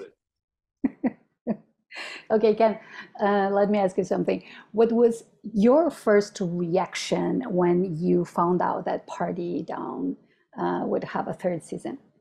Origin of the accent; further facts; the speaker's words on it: Chile; I'm from Chile